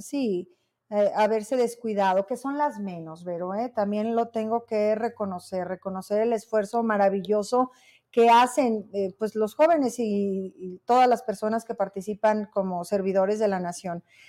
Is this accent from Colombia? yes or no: no; Zacatecas, Mexico; yo soy una mujer zacatecana conservadora